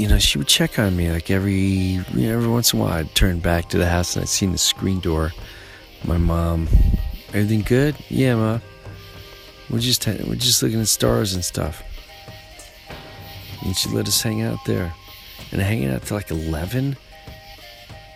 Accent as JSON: {"language": "English", "area": "Long Island", "region": "New York", "country": "United States", "tie": "born or raised there", "said": "I grew up in Long Island"}